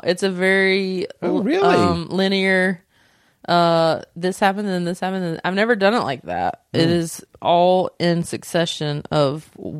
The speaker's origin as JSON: {"language": "English", "region": "Southern United States", "country": "United States", "tie": "born or raised there", "said": "I grew up in the South and didn't know I was a lesbian for a very long time and what that was like."}